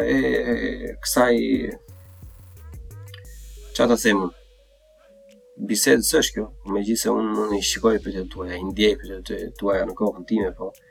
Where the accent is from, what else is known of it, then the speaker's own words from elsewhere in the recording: Berat, Berat County, Albania; vetë unë nga Berati vetë vetë në Shkodër